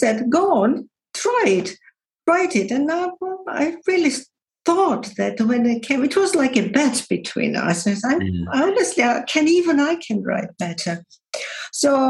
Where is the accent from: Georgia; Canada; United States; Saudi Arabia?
Georgia; moved away as an adult; now in England, United Kingdom; I was born in Georgia, and I would say that I was very honored that I was the first female political commentator on Georgian television